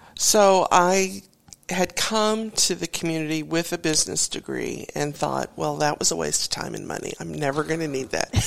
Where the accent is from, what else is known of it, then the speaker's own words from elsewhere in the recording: Warrenton, Missouri, United States; moved away as an adult; now in Tulsa, United States; I grew up near St. Louis, a little town called Warrenton